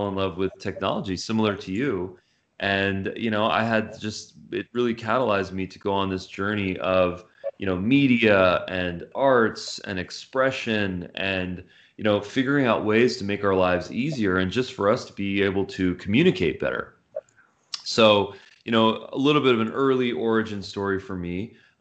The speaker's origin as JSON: {"language": "English", "town": "Los Angeles", "region": "California", "country": "United States", "tie": "born or raised there", "also_born_or_lived": "Santa Monica", "said": "I grew up in the San Fernando Valley."}